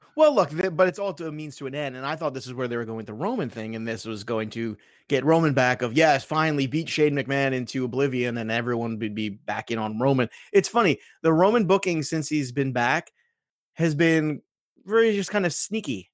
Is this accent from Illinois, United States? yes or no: no; New York, United States; I'm from New York